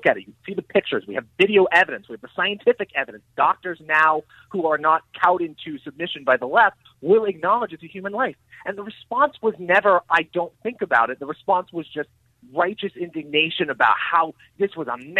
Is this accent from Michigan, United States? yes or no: no; Oregon, United States; my home state of Oregon